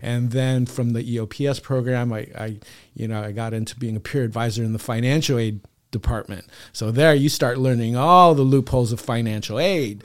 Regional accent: San Diego, California, United States; here in San Diego, born and raised.

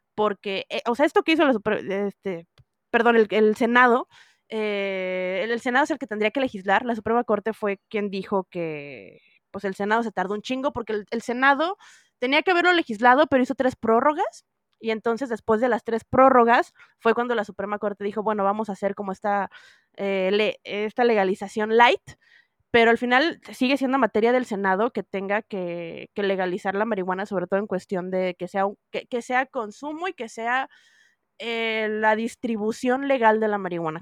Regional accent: northern Mexico, Mexico; now in Mexico City, Mexico; yo así empersinada del norte

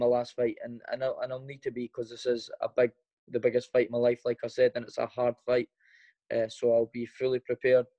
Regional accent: Edinburgh, Scotland, United Kingdom; born or raised there

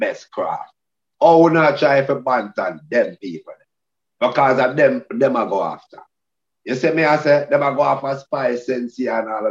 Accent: Jamaica; as a Jamaican youth

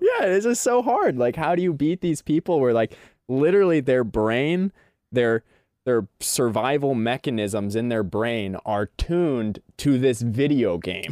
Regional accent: Bend, Oregon, United States; also born or lived in Portland, Oregon; Bend, Oregon, my hometown.

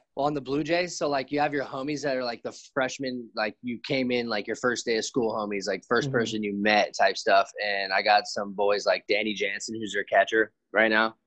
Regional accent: Santa Monica, California, United States; I grew up in Santa Monica, California, so I'm very blessed to be around there

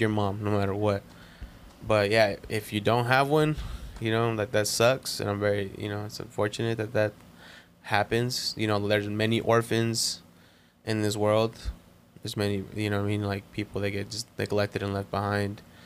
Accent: Compton, California, United States; moved away; I was born in Compton

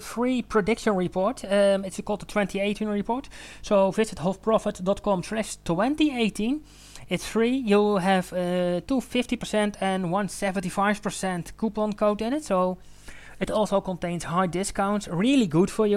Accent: Eindhoven, North Brabant, Netherlands; Eindhoven, it's my hometown. I spent most of my life in Eindhoven

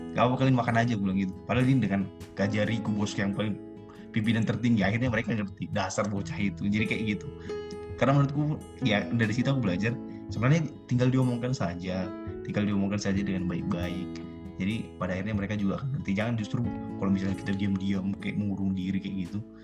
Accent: past Poso, Central Sulawesi, Indonesia

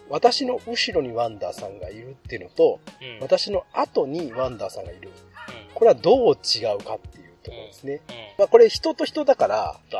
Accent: Yamaguchi, Japan; 地元山口は、お通しって言われたんです。

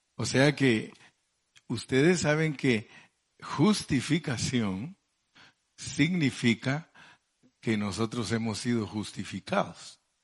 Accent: Mexico; hablando en buen mexicano

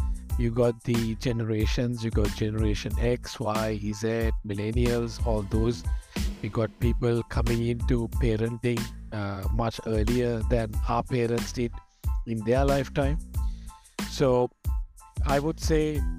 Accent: Sri Lanka; moved away as an adult; now in Bangkok, Thailand; I'm originally from Sri Lanka

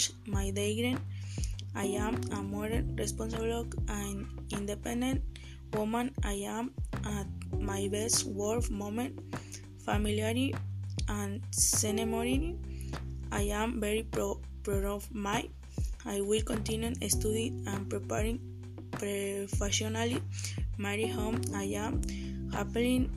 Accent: Puerto Vallarta, Jalisco, Mexico; English is a second language; I was born in Puerto Vallarta and all my life I have lived there

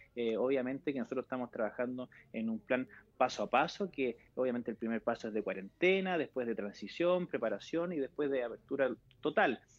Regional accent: Chile; como chilenos en general

